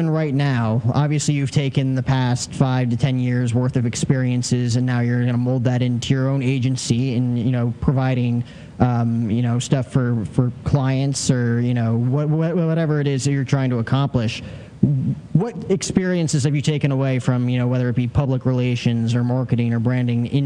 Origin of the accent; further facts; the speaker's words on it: New Jersey, United States; growing up in New okay. Jersey